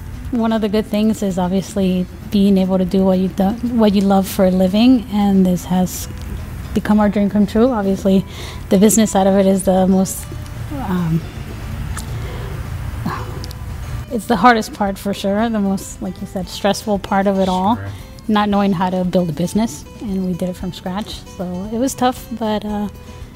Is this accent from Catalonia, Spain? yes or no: no; Madrid, Community of Madrid, Spain; moved away as an adult; I am originally from Madrid, Spain. I moved here when I was 19. I grew up in Spain.